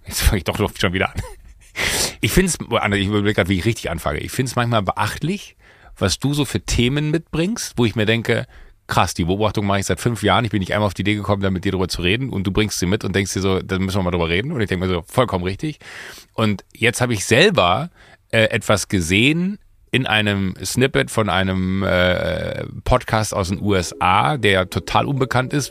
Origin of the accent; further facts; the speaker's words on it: Waldniel, North Rhine-Westphalia, Germany; moved away; Wenn du in Waldnil, da wo ich groß geworden bin